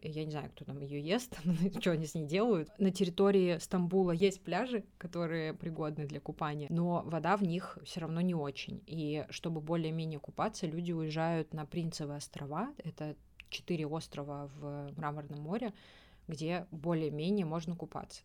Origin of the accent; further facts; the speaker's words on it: Russia; я из России